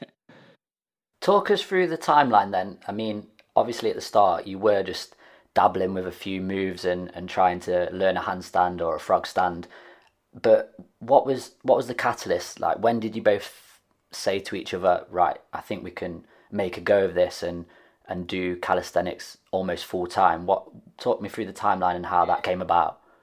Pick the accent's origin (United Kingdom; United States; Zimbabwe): United Kingdom; Nottingham, East Midlands; they are also based in my hometown of Nottingham